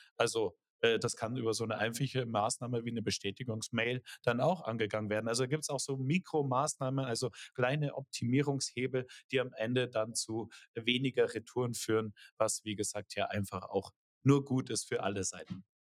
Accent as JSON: {"language": "German", "country": "Germany", "said": "wir als Deutsche"}